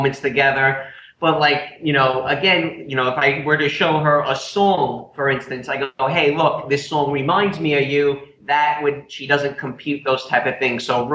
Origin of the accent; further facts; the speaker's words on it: New York, United States; moved away as an adult; I realized real quick why I left New York in the first place